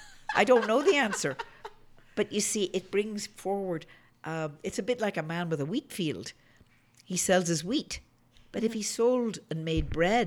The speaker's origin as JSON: {"language": "English", "town": "Belfast", "region": "Northern Ireland", "country": "United Kingdom", "moved": "yes", "lives_now": "Denver, United States", "said": "I'm from Belfast, and we had a war about that."}